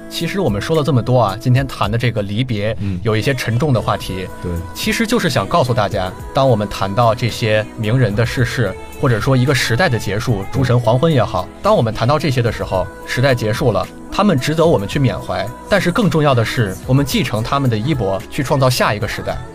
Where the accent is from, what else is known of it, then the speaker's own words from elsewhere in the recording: Beijing, China; 我就是北京人